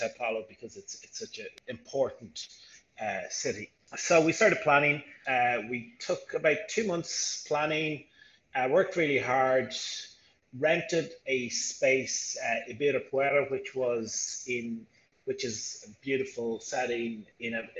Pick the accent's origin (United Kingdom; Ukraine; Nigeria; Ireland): Ireland; moved away as an adult; now in Brazil; I'm originally from Ireland, but I'm in Brazil for 15 years